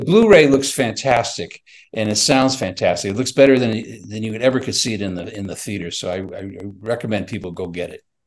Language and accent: English; Chicago, Illinois, United States; I'm from Chicago